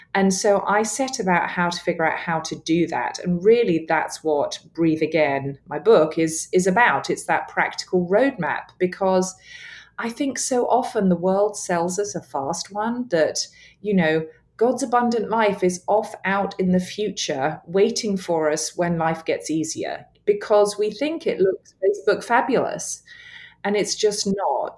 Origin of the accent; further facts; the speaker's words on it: England, United Kingdom; accent: English; my English accent